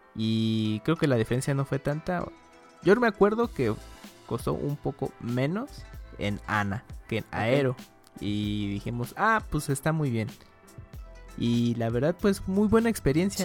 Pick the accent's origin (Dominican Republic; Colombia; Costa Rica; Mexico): Mexico; éramos como tres mexicanos